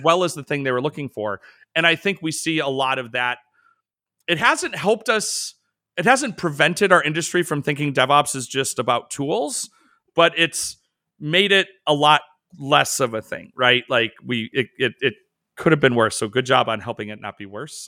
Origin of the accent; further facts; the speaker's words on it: Chicago, Illinois, United States; I'm from the Midwest, I'm from Chicago.